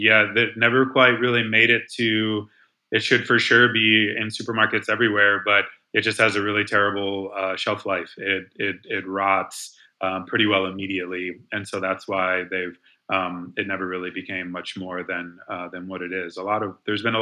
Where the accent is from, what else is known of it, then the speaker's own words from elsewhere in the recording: Ohio, United States; now in North Carolina, United States; I grew up in Ohio